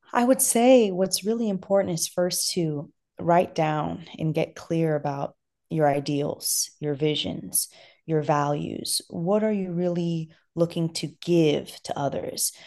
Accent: Los Angeles, California, United States; originally, I'm from Afghanistan, but I was born and raised in Los Angeles

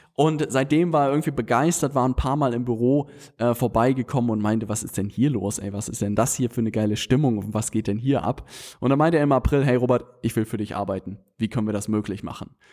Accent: Hamburg, Germany; wir Hamburger

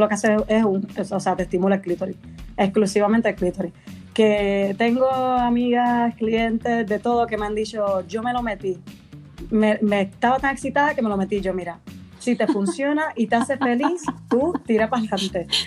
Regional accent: Puerto Rico; moved away as an adult; now in Madrid, Spain; soy de Puerto Rico originalmente, pero vivo en Madrid, en España. Llevo cinco años por aquí.

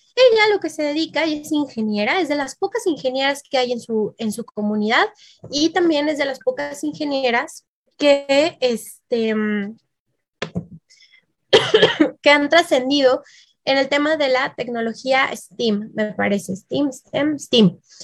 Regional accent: Mexico; mi bellísimo país, que está marcado en verde, México

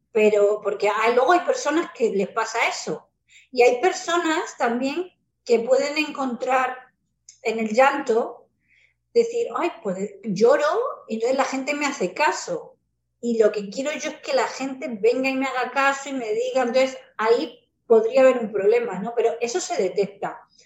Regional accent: Spain; also born or lived in Mexico

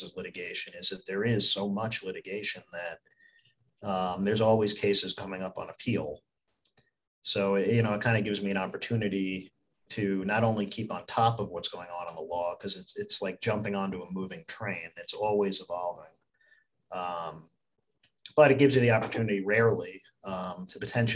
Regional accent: Glen Ridge, New Jersey, United States; also born or lived in Bergen County, New Jersey / Pennsylvania; I grew up in Glen Ridge

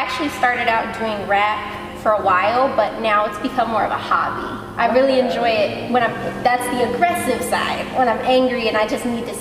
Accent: Philadelphia, Pennsylvania, United States; also born or lived in Fairfax County, Virginia; I was actually born in Fairfax County, Virginia, but I don't count that. I lived there for a year. So for the rest of my life, I lived in Philadelphia, Pennsylvania. So I'm a Philly

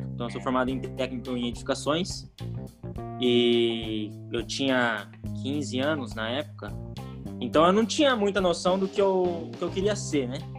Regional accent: Foz do Iguaçu, Paraná, Brazil; Eu nasci em Foz do Iguaçu, Paraná, resido aqui em Foz do Iguaçu, Paraná ainda

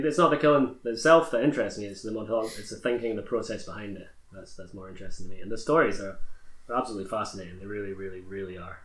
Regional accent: Perth, Scotland, United Kingdom; also born or lived in Hong Kong; I'm from Perth

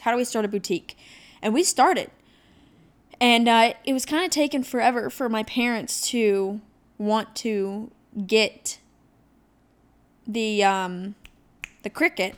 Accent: Ohio, United States; moved away; I came from Ohio. So I, uh, I lived in a pretty rural area that was really small. You knew everybody around. Their moms went to s, high school with my mom type deal

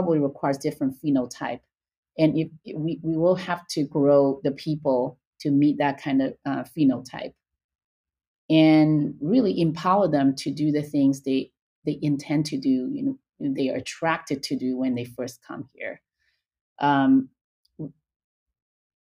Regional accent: China; moved away as an adult; now in United States; I was born and raised in China. I came to UCLA for graduate school

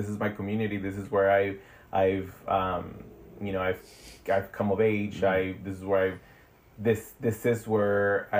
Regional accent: Long Beach, California, United States; also born or lived in Ensenada, Baja California, Mexico / Berkeley, California / Boyle Heights, Los Angeles; now in Los Angeles, United States; I grew up in Long Beach, California. And I was born in Ensenada, Mexico. And I came to the U.S. when I was like 11 years old. And so I've definitely have been here over half of my life. I just turned 37 this year.

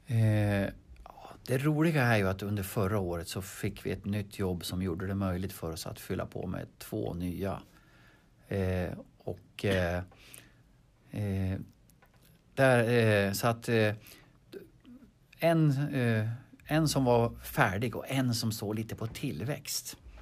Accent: Harbo, Uppsala County, Sweden; jag är född i Harbo. Jag är född på bondgård

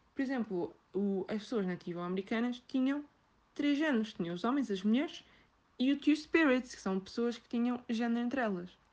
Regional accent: Setúbal, Portugal; sou de Setúbal

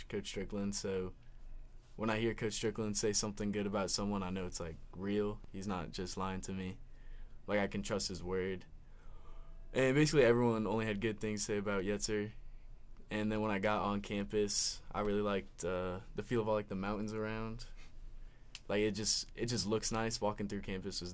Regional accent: Richmond, Virginia, United States; I'm from Richmond, Virginia

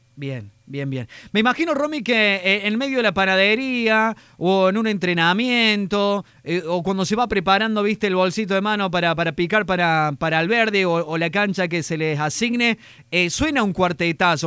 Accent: Córdoba, Argentina; los cordobeses

